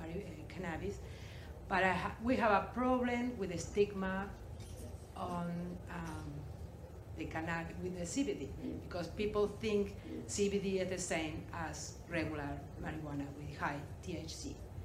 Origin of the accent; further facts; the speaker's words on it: Uruguay; English is a second language; I'm sorry for my accent. I'm from Uruguay.